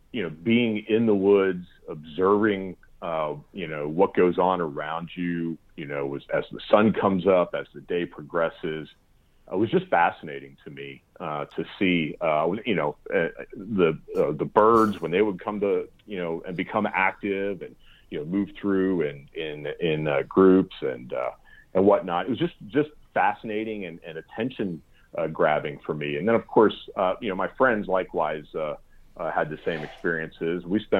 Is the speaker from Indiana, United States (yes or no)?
no; Pennsylvania, United States; Well, I had the great fortune or blessing of growing up in Pennsylvania, in South Central Pennsylvania.